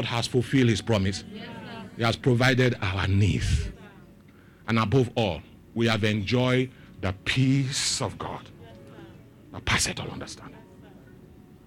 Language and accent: English; Lagos, Nigeria; I grew up in Dolphin Estate. It's my father's house